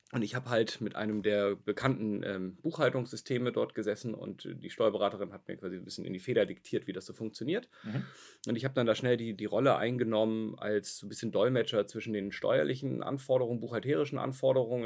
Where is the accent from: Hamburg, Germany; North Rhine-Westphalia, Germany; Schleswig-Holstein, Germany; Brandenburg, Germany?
Hamburg, Germany; also born or lived in Kiel; ich bin gebürtiger Hamburger, bin nach mhm. Kiel gezogen, habe da studiert